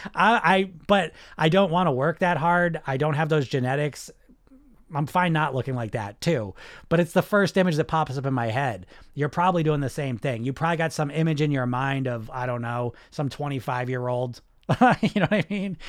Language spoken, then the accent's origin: English; New Jersey, United States; I grew up in New Jersey